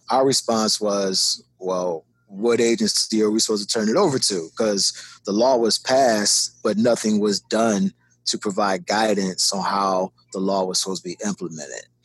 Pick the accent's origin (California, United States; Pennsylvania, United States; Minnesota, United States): Pennsylvania, United States; Philadelphia; moved away as an adult; also born or lived in Tacoma, Washington; I'm from North Philadelphia